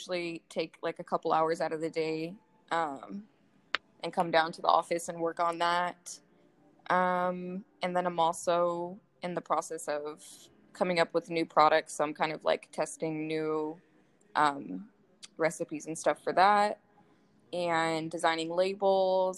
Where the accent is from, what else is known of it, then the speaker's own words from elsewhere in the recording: Las Vegas, Nevada, United States; I was actually born here in Vegas.